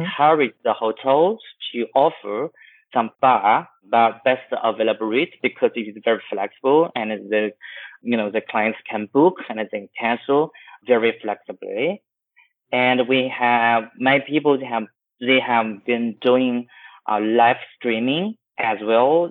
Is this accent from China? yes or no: yes; Chengdu, Sichuan, China; now in Shanghai, China; my hometown in, in Chengdu